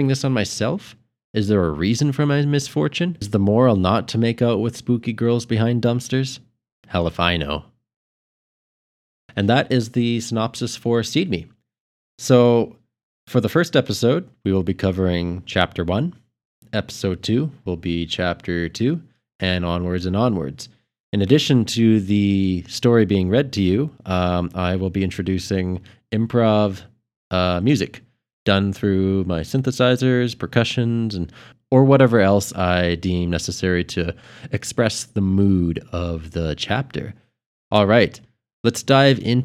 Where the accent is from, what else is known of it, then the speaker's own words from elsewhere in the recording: Edmonton, Alberta, Canada; my hometown here, Edmonton